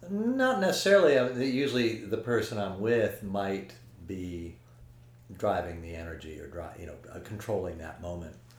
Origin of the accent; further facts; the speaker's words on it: Paris, Île-de-France, France; when I was really younger, growing up in Paris.